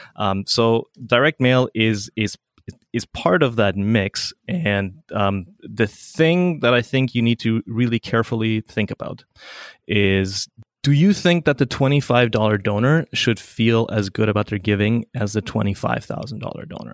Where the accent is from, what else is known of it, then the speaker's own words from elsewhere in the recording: Paraguay; moved away; I grew up in South America. My mom was a Swiss nurse who went to Paraguay